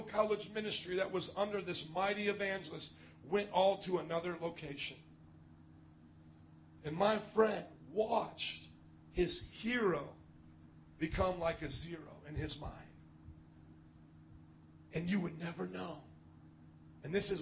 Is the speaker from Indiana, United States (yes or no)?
yes; Indiana, United States; Growing up in Indiana, Lester Sumrall was like a hometown hero